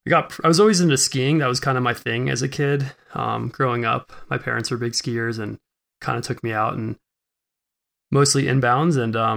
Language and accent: English; New York, United States; now in West Coast, United States; I grew up in New York. Suburbs of New York City.